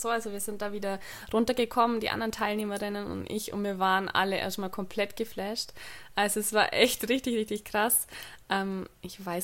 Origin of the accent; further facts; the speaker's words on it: Bavaria, Germany; ich komme aus dem Allgäu